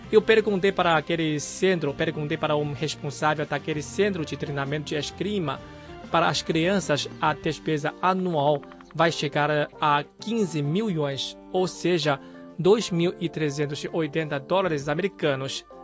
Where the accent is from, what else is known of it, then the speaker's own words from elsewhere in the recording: Macau; moved away as an adult; depois de me graduar da universidade e quando eu saí de Macau, ah, naquela época não tinha muitos centros de treinamento de esgrima.